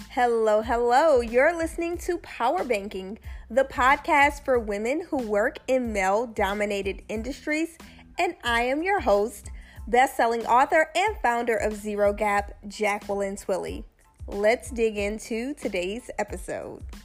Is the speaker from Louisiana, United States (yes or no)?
yes; Louisiana, United States; where I grew up in Louisiana